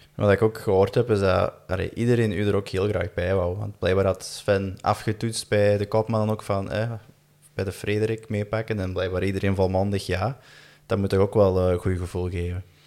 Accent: Belgium; we als Belgen

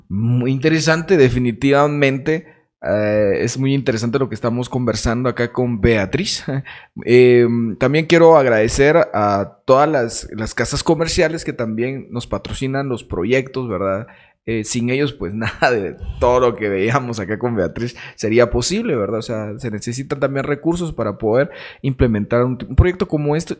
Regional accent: Jacaltenango, Huehuetenango, Guatemala; nosotros como jacaltecos, como guatemaltecos

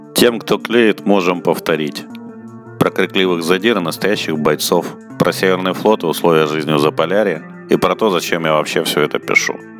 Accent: Murmansk Oblast, Russia; moved away; У меня детство прошло там, в Мурманской области

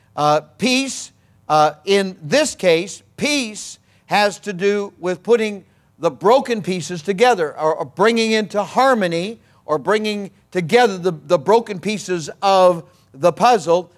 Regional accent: Missouri, United States; I'm from Missouri

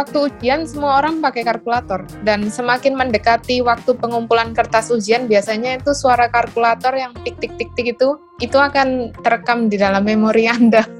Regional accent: Surabaya, East Java, Indonesia; moved away as an adult; also born or lived in Taiwan / Dubai; asalnya dari Surabaya

